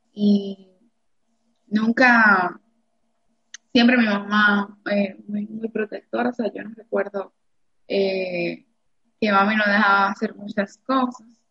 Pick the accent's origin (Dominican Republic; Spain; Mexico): Dominican Republic; Cibao; also born or lived in Santo Domingo; aquí en mi, en mi pueblo